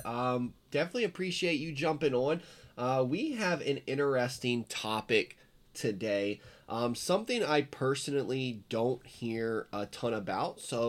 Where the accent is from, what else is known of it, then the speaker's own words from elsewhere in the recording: Virginia, United States; So I'm also from Virginia, but I'm 5'4", Virginia